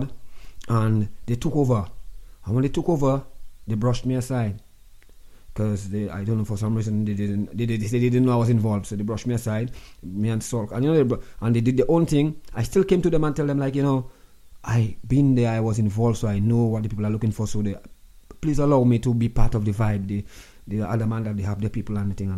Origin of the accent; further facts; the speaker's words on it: Roseau, Saint George, Dominica; I'm from Newton